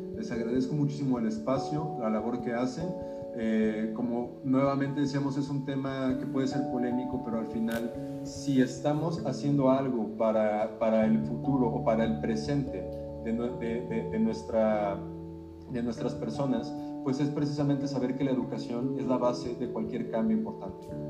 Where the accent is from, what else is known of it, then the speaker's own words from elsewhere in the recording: Mexico; mexicanos, mexicanas